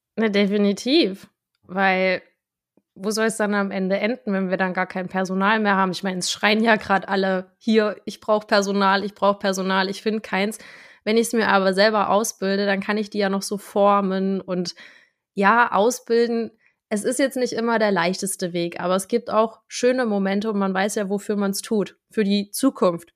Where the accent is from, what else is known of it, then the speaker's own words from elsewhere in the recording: Thuringia, Germany; now in near Bautzen, Germany; ich bin ja ursprünglich Thüringerin